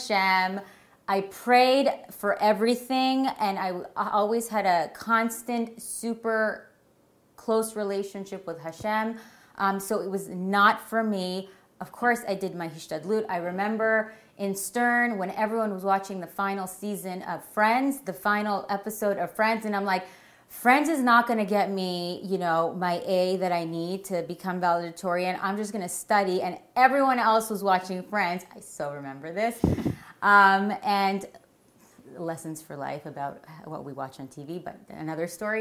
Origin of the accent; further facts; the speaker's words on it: Toronto, Ontario, Canada; now in Teaneck, United States; I'm from Toronto.